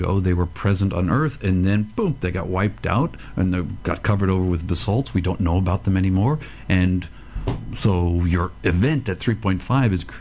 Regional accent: United States; now in Australia; I was born in the States

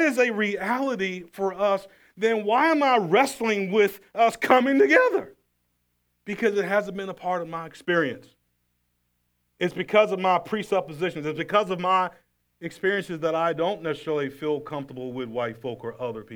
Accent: the South, United States; Growing up in the South, 50 years old in the South, poor family in the South

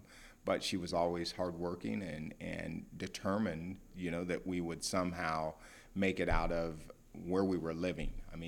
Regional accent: Columbus, Ohio, United States; Born and raised in Columbus, Ohio, the capital city. So, yes, loving it and still there.

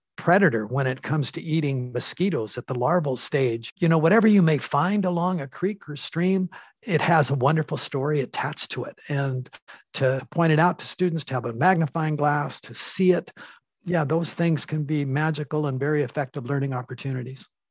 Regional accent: Canada; as a Canadian

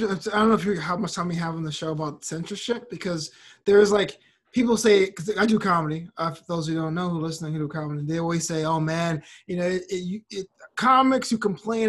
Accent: United States; I'm so American

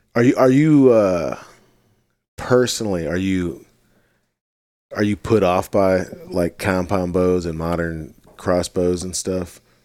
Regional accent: Missouri, United States; my home state of Missouri

